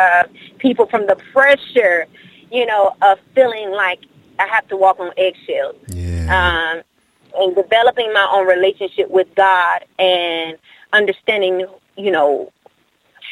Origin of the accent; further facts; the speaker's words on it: Milwaukee, Wisconsin, United States; now in Dallas, United States; originally born and raised in Milwaukee, Wisconsin, and then now moved to Dallas, Texas